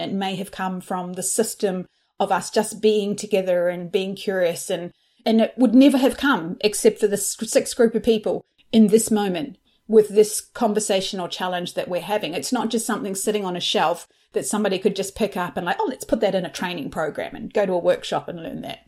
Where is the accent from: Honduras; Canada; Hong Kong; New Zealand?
New Zealand; moved away; I'm originally from New Zealand